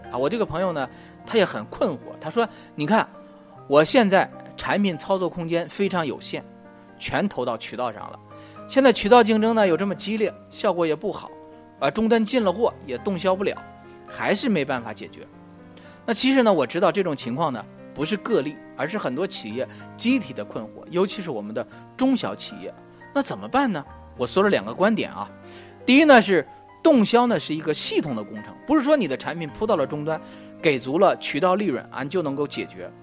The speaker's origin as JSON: {"language": "Chinese", "country": "China", "said": "我们中国人"}